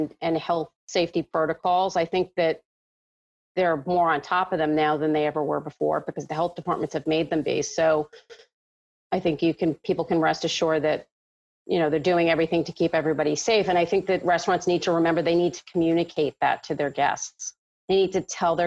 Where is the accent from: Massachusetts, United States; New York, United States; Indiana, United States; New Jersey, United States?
New York, United States; New York City; I grew up in Manhattan